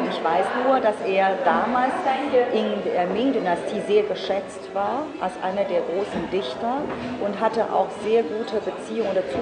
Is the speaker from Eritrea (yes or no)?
no; Shanghai, China; German is a second language; moved away as an adult; now in Heidelberg, Germany; Ich komme aus Shanghai. Ich lebe mittlerweile seit fast über 25 Jahren in Deutschland vor allem in der wunderschönen Stadt und der Universitätsstadt Heidelberg.